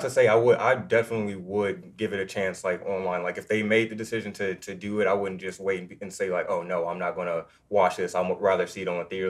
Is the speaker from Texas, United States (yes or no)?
yes; Austin, Texas, United States; moved away; I'm originally from Austin, Texas, so I grew up